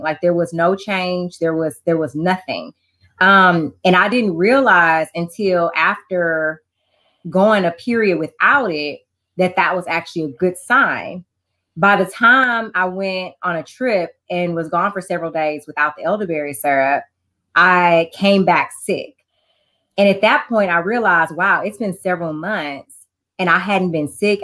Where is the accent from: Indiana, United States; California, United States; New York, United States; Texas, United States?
Texas, United States; Houston; moved away as an adult; now in Beaumont, United States; So I am originally from Houston